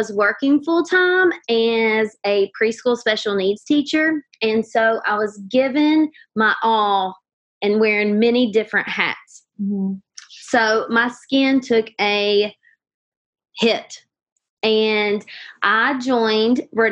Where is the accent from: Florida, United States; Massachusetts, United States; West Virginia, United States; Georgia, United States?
West Virginia, United States; Huntington; I am from Huntington, West Virginia